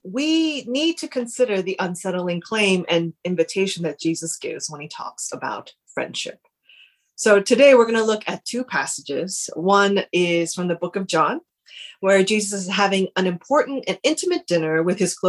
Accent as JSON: {"language": "English", "country": "United States", "moved": "yes", "lives_now": "United Kingdom", "said": "I'm Korean American, we both are"}